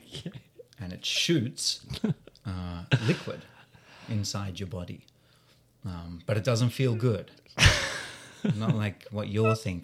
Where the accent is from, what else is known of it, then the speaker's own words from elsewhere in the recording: Australia; I'm the Australian